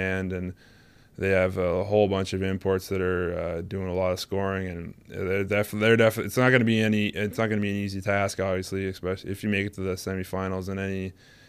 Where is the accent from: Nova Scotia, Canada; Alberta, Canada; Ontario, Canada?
Nova Scotia, Canada; I grew up in Nova Scotia for a bit, and when we were about like 12 to about 13, 14, yeah, our minor hockey days, as they call it, 12 to about 15, I played with him in Nova Scotia